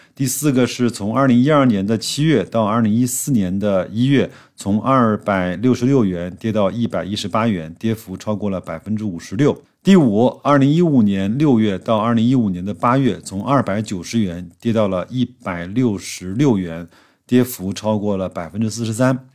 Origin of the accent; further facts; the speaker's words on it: China; 我们中国人呐，为人处事向来讲究大智慧